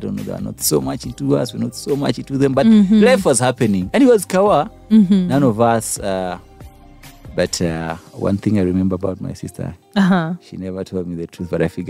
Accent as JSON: {"language": "English", "town": "Kanungu", "region": "Western Region", "country": "Uganda", "tie": "born or raised there", "said": "I was born in Kanungu."}